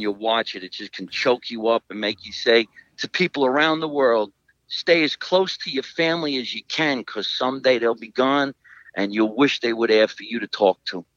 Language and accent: English; Scotch Plains, New Jersey, United States; my hometown of Scotch Plains